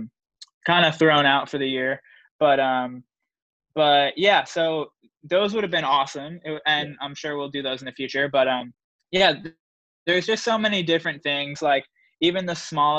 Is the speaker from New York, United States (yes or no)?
yes; New York, United States; growing up in New York